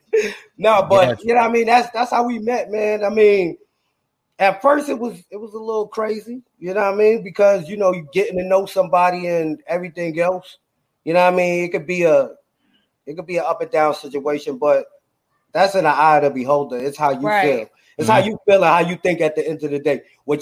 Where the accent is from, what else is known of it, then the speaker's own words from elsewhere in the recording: New York City, New York, United States; now in Houston, United States; I'm originally from Brooklyn